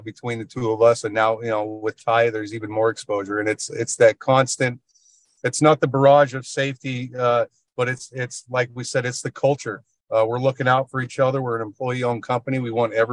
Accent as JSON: {"language": "English", "region": "rural Idaho", "country": "United States", "tie": "born or raised there", "moved": "as an adult", "lives_now": "Massachusetts, United States", "said": "Born and raised in Idaho, rural Idaho, and joined the Marine Corps and came out here 17 years ago now"}